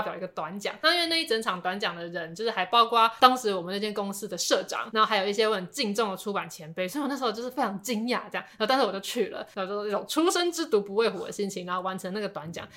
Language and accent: Chinese; Taipei, Taiwan; 我本来是台北人